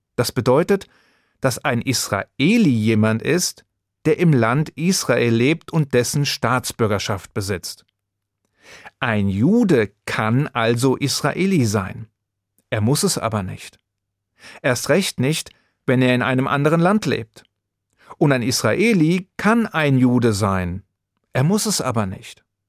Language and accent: German; Hesse, Germany; Mit deutschem Pass, so wie ich einer bin. Hier geboren und hier lebend